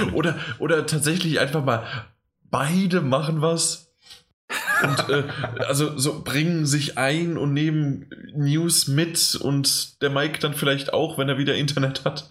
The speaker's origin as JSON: {"language": "German", "country": "Germany", "said": "als Deutscher"}